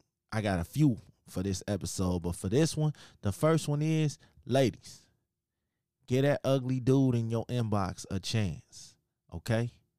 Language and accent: English; Chicago, Illinois, United States; yes, I'm from Chicago. I'm in Chicago right now as we speak.